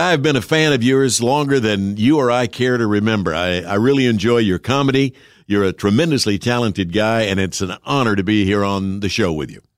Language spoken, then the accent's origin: English; Jackson, Tennessee, United States; the local radio station in my hometown, as you mentioned, Jackson, Tennessee